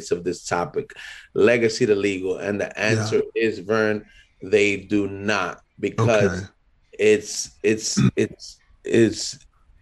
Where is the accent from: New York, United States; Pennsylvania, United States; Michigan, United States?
New York, United States; New York City; Born and raised, a first generation Dominican, born and raised in Harlem, Hamilton Heights, Sugar Hill.